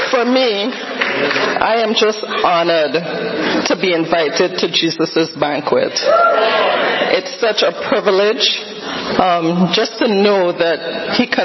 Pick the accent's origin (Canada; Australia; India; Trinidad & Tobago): Trinidad & Tobago; now in Boston, United States; the essence of who I am is a Trinidadian.